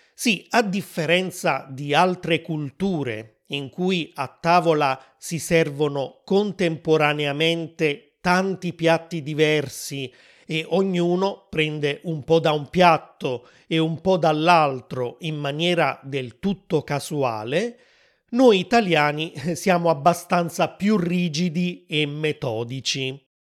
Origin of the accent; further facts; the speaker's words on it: Naples, Campania, Italy; also born or lived in Rome; in Campania, la regione dove sono cresciuto